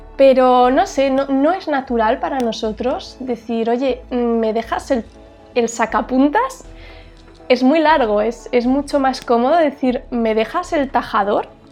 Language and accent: Spanish; Huesca, Aragon, Spain; yo soy de una ciudad pequeñita en el norte de España. Esta ciudad se llama Huesca